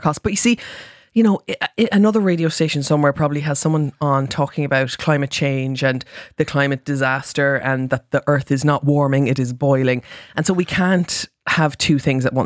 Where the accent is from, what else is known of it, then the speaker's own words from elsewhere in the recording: Mallow, Munster, Ireland; I'm from Mallow